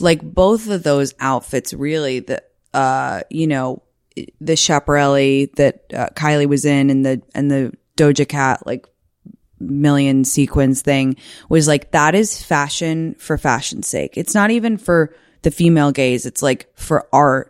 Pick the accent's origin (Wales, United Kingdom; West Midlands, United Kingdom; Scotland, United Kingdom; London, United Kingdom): London, United Kingdom; moved away; I'm from London.